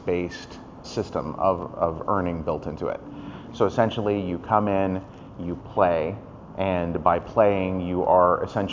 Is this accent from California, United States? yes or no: yes; California, United States; moved away; I grew up in California